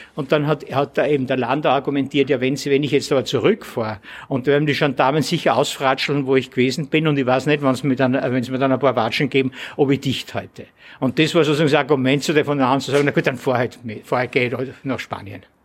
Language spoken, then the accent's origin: German; Austria; als Österreicher